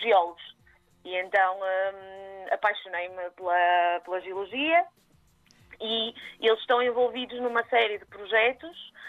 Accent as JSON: {"language": "Portuguese", "town": "Maia", "region": "Norte", "country": "Portugal", "tie": "born or raised there", "also_born_or_lived": "Matosinhos", "said": "eu sou aqui do norte, portanto uhum. Hum, sou da uh, cresci na Maia, mas sou de Matosinhos, portanto sou sempre aqui mais ou menos do lado"}